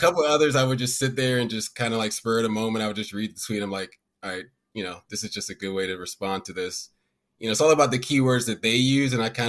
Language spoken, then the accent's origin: English; Maryland, United States; I'm from Maryland.